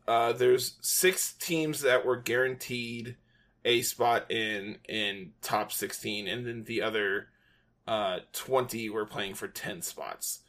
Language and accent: English; United States; I am an English-speaking American